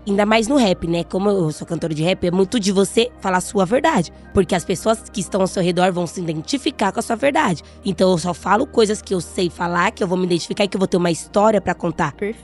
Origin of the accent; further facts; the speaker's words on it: Brazil; Eu sou brasileira